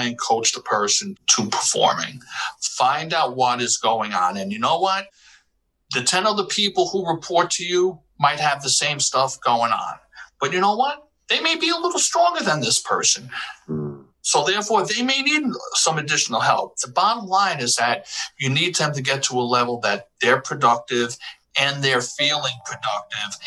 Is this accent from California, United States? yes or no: no; New York City, New York, United States; also born or lived in Bronx; I grew up in Washington Heights, in the Washington Heights section of Manhattan